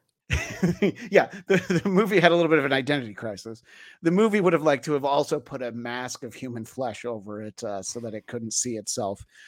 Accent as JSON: {"language": "English", "town": "Greenwood Lake", "region": "New York", "country": "United States", "tie": "born or raised there", "said": "I, grew up in uh, Orange County, New York, uh, so like 45 miles northwest."}